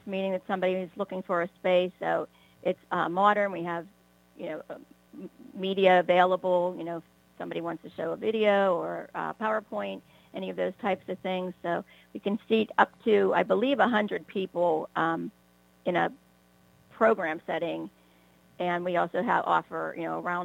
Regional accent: White Oak, Pennsylvania, United States; I grew up in White Oak and attended all of the McKeesport area school districts from White Oak School up to the high school

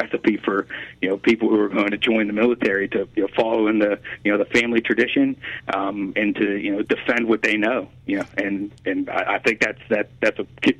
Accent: Swissvale, Pennsylvania, United States; Swissville, yeah. I went to Central Catholic, and I was bartending in Swissville when September 11th happened

